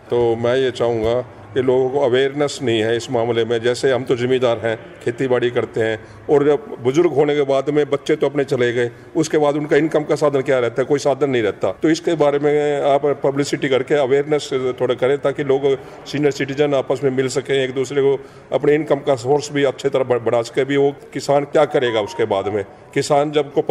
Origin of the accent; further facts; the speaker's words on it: Haryana, India; now in Noida, India; मैं हरियाणा से बिलोंग करता हूँ और यहाँ नोएडा में रहता हूँ छः साल से यहाँ पर हूँ मैं